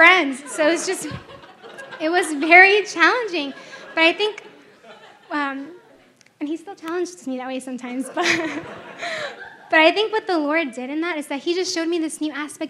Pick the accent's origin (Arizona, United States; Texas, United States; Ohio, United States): Texas, United States; first language Spanish; English is a second language; I was from Texas